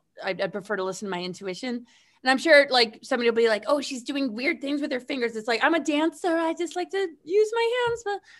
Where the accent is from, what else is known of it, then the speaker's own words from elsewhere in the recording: Webster, New York, United States; I grew up in Webster, bitch.